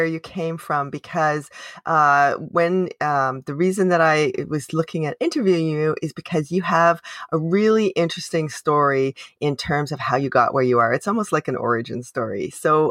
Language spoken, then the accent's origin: English; Canada; I am unapologetically Canadian